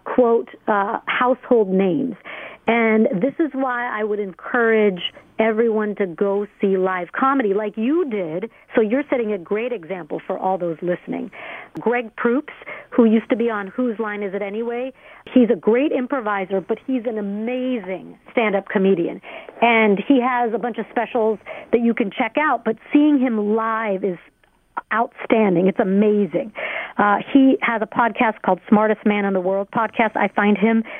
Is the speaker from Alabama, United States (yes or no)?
yes; Alabama, United States; I grew up in Alabama from 5th through 12th grade